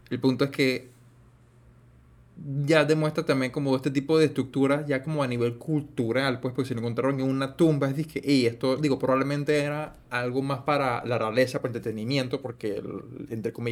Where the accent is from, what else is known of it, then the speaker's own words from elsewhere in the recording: Panama; como si soy panameño